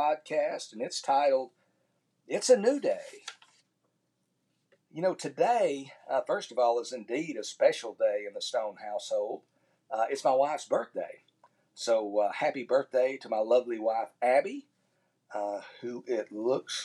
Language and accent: English; Tyler, Texas, United States; my hometown of Tyler, Texas